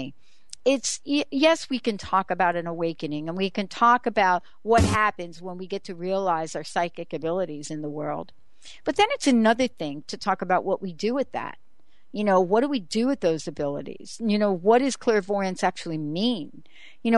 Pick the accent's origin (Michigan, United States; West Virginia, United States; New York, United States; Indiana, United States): New York, United States; I'm from New York